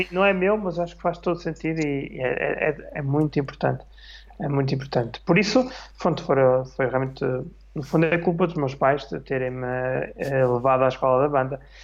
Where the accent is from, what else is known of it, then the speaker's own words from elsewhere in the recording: Vila Nova de Famalicão, Braga, Portugal; also born or lived in Porto, Portugal / Switzerland; now in Almada, Portugal; sou de Vila Nova Famalicão, do Minho, nascido e criado.